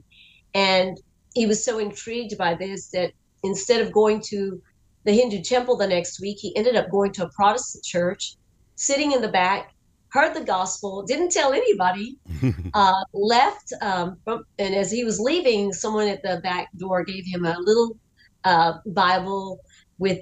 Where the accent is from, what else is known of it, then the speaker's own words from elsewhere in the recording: Guyana; moved away; also born or lived in Palm Beach / Dallas; my ancestral descent is from India. I was born in Guyana, South America.